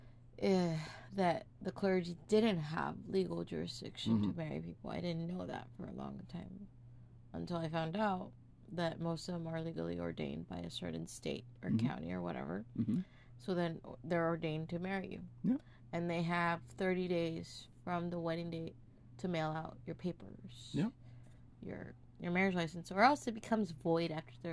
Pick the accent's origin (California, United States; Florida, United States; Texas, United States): Texas, United States; we're from Texas